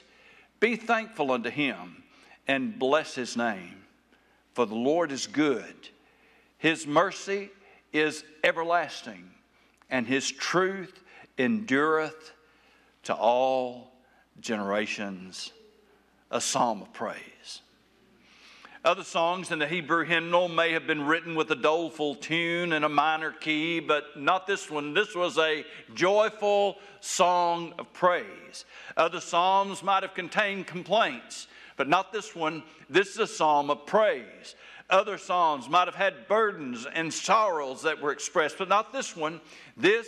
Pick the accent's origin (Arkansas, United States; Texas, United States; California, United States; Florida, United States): Arkansas, United States; Taylor; Where I grew up in South Arkansas